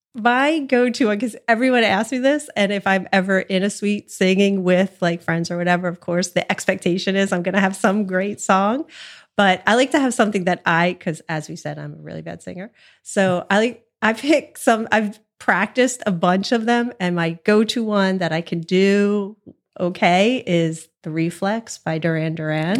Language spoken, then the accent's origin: English; New Jersey, United States; also born or lived in Collingswood, New Jersey; I'm from South Jersey